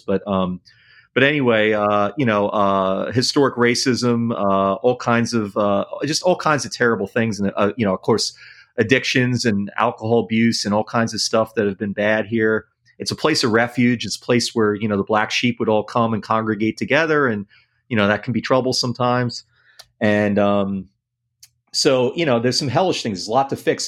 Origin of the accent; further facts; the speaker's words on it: New York City, New York, United States; moved away; I grew up in New York City and then in the suburbs